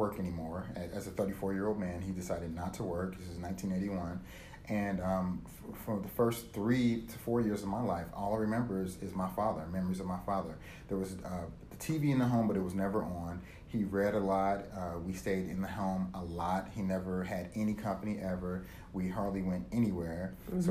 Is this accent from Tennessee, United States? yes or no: no; Dayton, Ohio, United States; moved away as an adult; also born or lived in Atlanta, Georgia / Kansas City, Missouri / Chicago / New York; now in San Diego, United States; I grew up in Dayton, Ohio